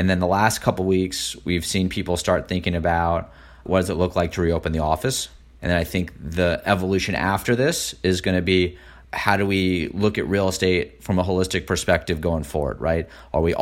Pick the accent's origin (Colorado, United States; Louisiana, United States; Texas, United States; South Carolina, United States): Texas, United States; Houston; now in New York, United States; I grew up in Houston, everybody drives to work